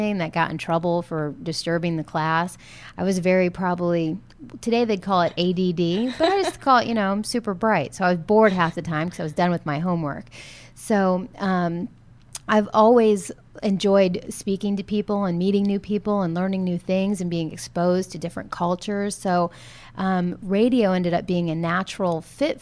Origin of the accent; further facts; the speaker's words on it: Fairbanks, Alaska, United States; moved away as an adult; also born or lived in Los Angeles / Arizona; Fairbanks, where I grew up, has the largest temperature range of any city in the world